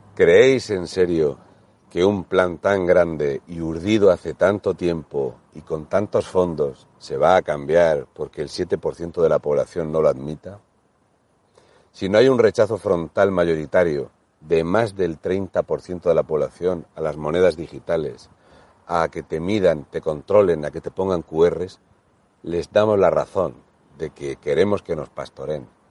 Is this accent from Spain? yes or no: yes; Region of Murcia, Spain; siendo el murciano